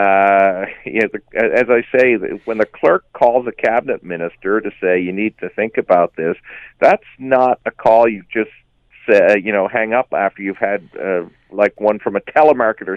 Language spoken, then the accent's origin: English; St. John's, Newfoundland and Labrador, Canada; in my hometown of St. John's, Newfoundland